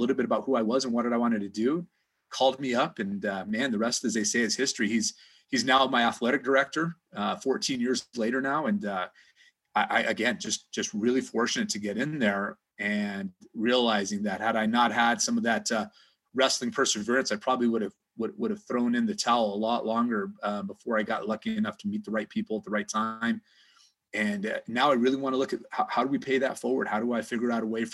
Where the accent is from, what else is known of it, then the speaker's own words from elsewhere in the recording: New Mexico, United States; moved away; I'm from New Mexico originally